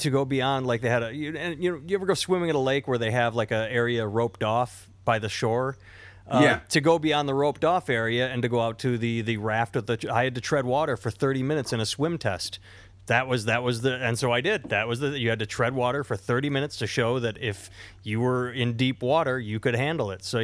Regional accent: Iowa, United States; I grew up in Iowa.

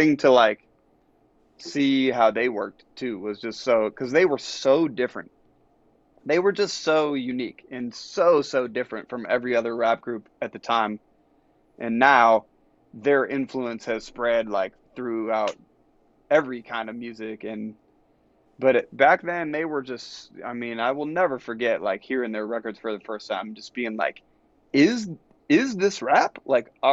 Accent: Ann Arbor, Michigan, United States; growing up in Ann Arbor, just, like, down the road, it's a college town

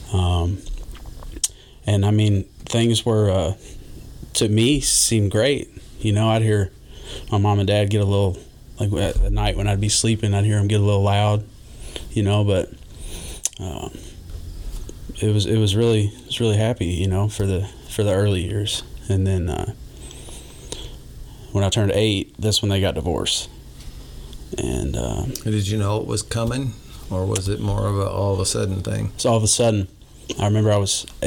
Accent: Jeffersontown, Kentucky, United States; also born or lived in Louisville; grew up in J Town, um, right behind uh, kind of the outs the outskirts of J Town.

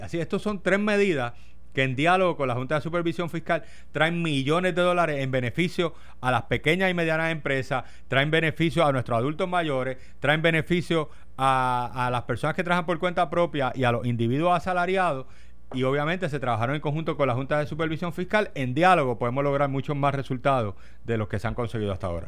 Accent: Puerto Rico; somos un territorio americano

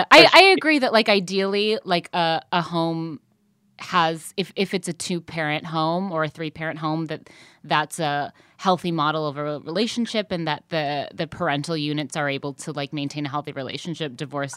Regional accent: Midwest, United States; I'll just say I'm from the Midwest, also.

